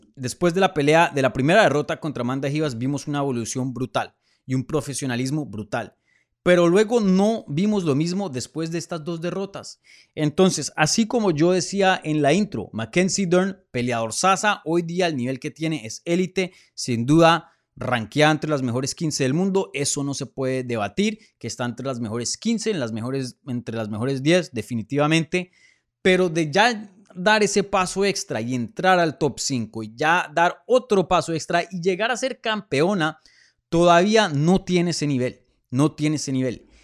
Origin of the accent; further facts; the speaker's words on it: Colombia; moved away; regresar a mi tierrita